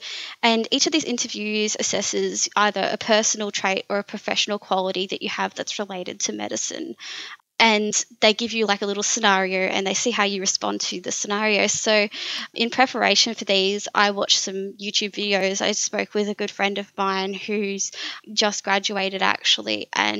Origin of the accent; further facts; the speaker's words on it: Warragul, Victoria, Australia; that was my hometown. I've grown up here